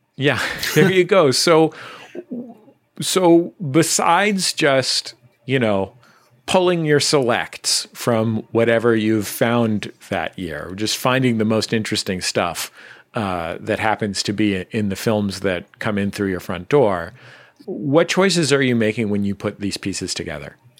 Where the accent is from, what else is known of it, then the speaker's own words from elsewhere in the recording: San Francisco, California, United States; now in Los Angeles, United States; I grew up in the Mission District in San Francisco